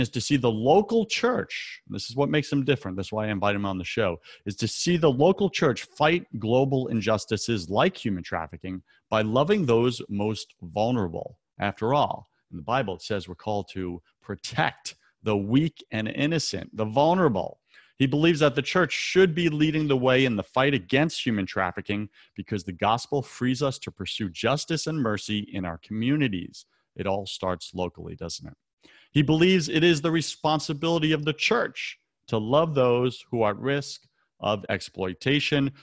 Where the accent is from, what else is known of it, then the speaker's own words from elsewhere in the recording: New York City, New York, United States; New York City. That's my hometown